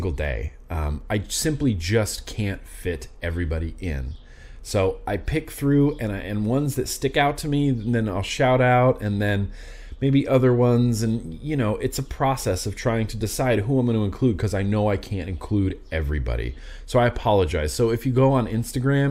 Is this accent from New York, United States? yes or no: no; Nevada, United States; I grew up in Lake Tahoe, Nevada, and me and my buddies would go camping a lot